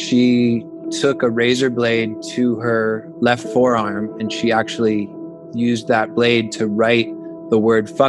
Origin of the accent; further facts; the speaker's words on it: Melbourne Beach, Florida, United States; also born or lived in New York City / Los Angeles; I grew up in Melbourne Beach, Florida, which is in central Florida on the East Coast, and I actually still live here today.